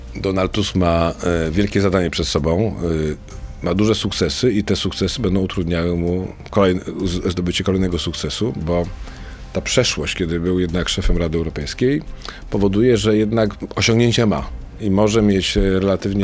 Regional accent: Wrocław, Lower Silesian Voivodeship, Poland; moved away as an adult; also born or lived in Warsaw; ja jestem z Wrocławia i pojechałem do Warszawy

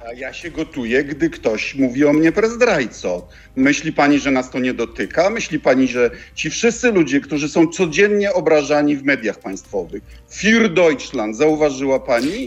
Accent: Bydgoszcz, Kuyavian-Pomeranian Voivodeship, Poland; jestem chłopakiem z podwórka z Bydgoszczy

